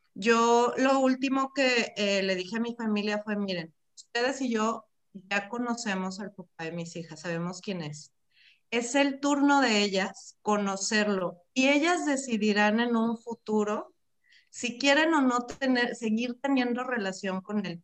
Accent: Mexico; como mexicanos

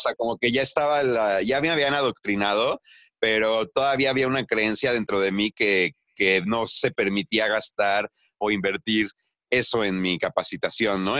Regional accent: Mexico City, Mexico; moved away as an adult; now in Oaxaca, Mexico; yo crecí en la Ciudad de México y trabajé en la Ciudad de México

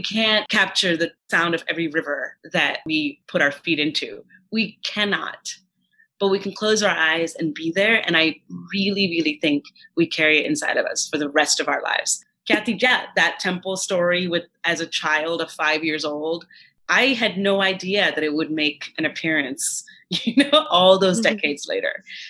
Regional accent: Kanpur, Uttar Pradesh, India; I grew up in Kanpur, but in Uttar Pradesh. But my grandparents lived in Andhra Pradesh.

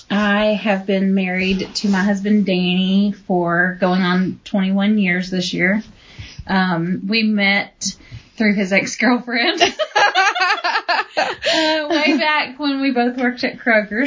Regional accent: Mount Juliet, Tennessee, United States; We are from the Nashville area. … was born and raised in Donelson, and I was born and raised here in Mount Juliet.

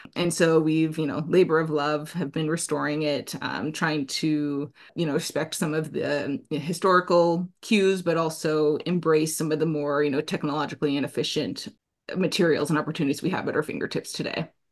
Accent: Anchorage, Alaska, United States; also born or lived in New Jersey; now in Hudson Valley, New York, United States; part of what's rooted in me from my upbringing, growing up in Alaska

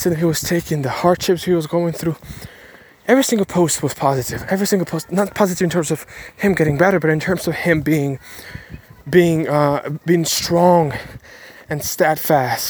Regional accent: Ukraine; English is a second language; I was born in Ukraine, spoke 5 languages by the age of, spoke 1 language by the age of 12, and then in 6-7 years learned 4 languages.

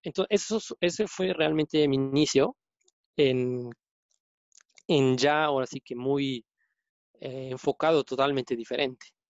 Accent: Puebla, Mexico; moved away; soy poblano

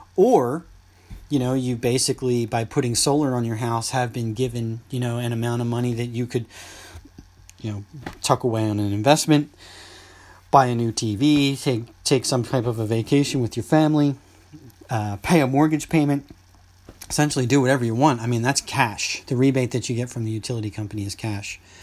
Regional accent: East Coast, United States; growing up on the East Coast

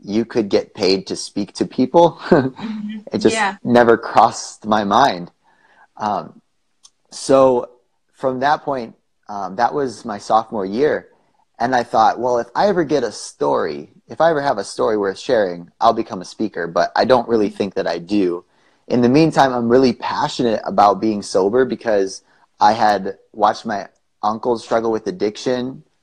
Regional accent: Wisconsin, United States; moved away as an adult; now in Arizona, United States; I grew up in Wisconsin and moved to Arizona a couple years ago.

